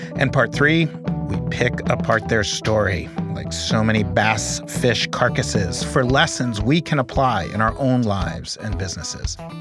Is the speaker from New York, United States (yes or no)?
yes; New York City, New York, United States; I grew up in Manhattan, in New York City.